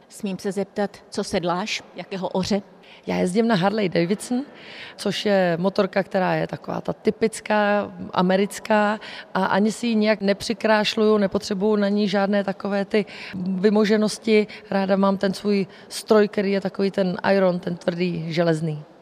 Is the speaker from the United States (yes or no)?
no; Kamenice nad Lipou, Vysočina Region, Czechia; moved away as an adult; now in České Budějovice, Czechia; Moje oblíbené místo je každopádně moje rodné město. Pocházím z Kamenice nad Lipou